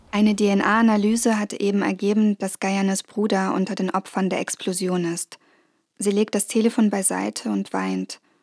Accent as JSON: {"language": "German", "country": "Germany", "said": "ich bin Journalistin aus Deutschland"}